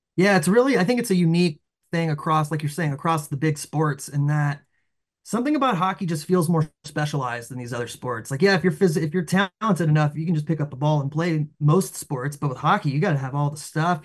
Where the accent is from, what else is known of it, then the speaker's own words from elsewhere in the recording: the South, United States; we grew up in the South